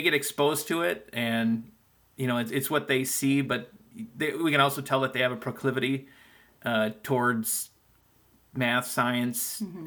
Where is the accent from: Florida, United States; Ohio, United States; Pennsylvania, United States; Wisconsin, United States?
Wisconsin, United States; Green Bay; I'm from Green Bay, Wisconsin